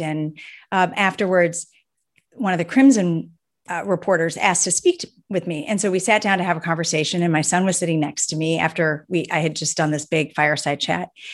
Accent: Cleveland, Ohio, United States; I'm from Cleveland, Ohio

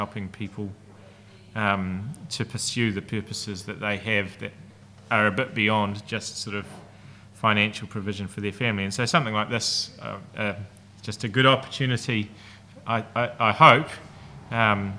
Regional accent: North Island, New Zealand; moved away as an adult; now in Christchurch, New Zealand; So I'm originally from the North Island.

